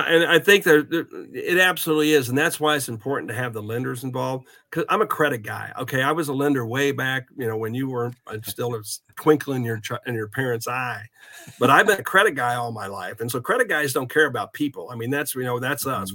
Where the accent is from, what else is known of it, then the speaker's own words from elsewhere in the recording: Southeast Kansas, United States; moved away as an adult; also born or lived in Texas; now in Kansas City, United States; I'm originally from Southeast Kansas, but my family is originally from the Kansas City area, so I wanted to move back to Kansas City